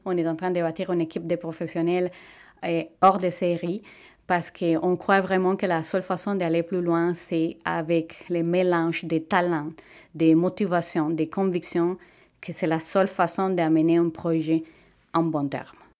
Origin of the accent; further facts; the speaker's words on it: Venezuela; French is a second language; moved away as an adult; now in Quebec, Canada; Au Venezuela, j'avais le, privilège de travailler comme physiothérapeute dans ma propre clinique